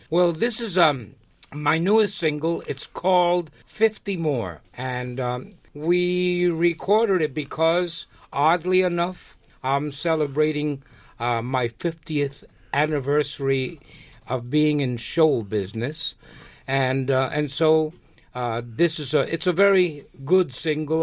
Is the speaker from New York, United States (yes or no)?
yes; New York, United States; also born or lived in Lares, Puerto Rico; I was born in Puerto Rico. I was born in a small town called Lares. And uh, I came to America when I was five years old, so I really didn't get a chance to live much in Puerto Rico. Uh, but when I came to New York, I got into the educational system here